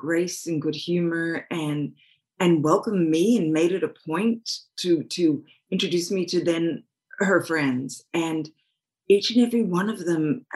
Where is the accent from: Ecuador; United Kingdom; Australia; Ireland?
Australia; moved away; also born or lived in Hawaii; I grew up on a beach in Australia